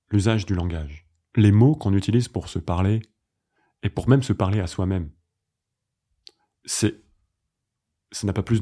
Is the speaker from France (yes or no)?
yes; Paris, Île-de-France, France; je suis un garçon, euh, je suis parisien, je suis professeur de yoga, je suis français, je suis.